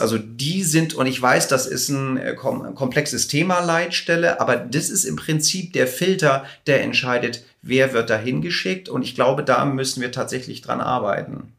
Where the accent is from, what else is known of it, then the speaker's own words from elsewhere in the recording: Hamburg, Germany; also born or lived in Los Angeles; ich komme aus Hamburg